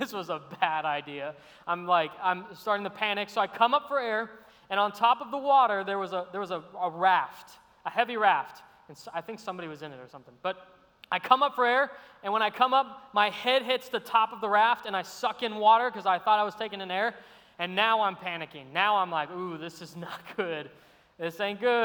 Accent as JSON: {"language": "English", "region": "Arizona", "country": "United States", "moved": "as an adult", "lives_now": "Savannah, United States", "said": "I'm from Arizona, great state"}